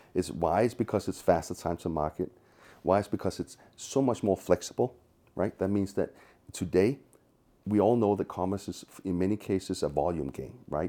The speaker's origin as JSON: {"language": "English", "town": "Copenhagen", "region": "Capital Region of Denmark", "country": "Denmark", "moved": "as an adult", "lives_now": "San Francisco, United States", "said": "I'm originally from Copenhagen, as is he, so my old country is Denmark"}